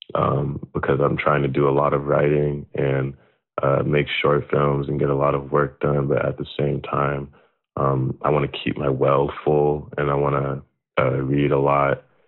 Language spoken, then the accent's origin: English; Stanford, California, United States; moved away as an adult; now in New York, United States; I grew up on Stanford's campus